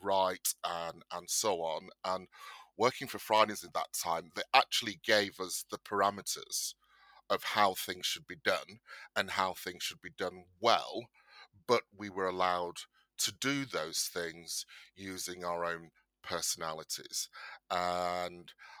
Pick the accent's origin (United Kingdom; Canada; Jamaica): United Kingdom; Bolton, North West England; moved away as an adult; also born or lived in London; I am of Nigerian descent. I was born in Bolton, Lancashire.